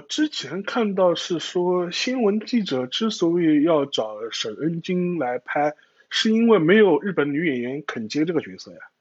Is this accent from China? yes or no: yes; China; 我们中国人